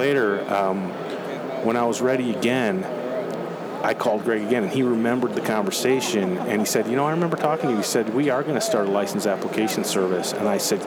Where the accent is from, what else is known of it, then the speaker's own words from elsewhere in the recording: Western New York, United States; I grew up in Western New York